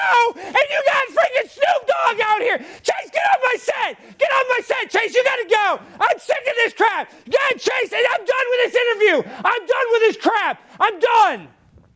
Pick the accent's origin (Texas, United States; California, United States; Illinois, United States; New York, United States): Texas, United States; I'm from Texas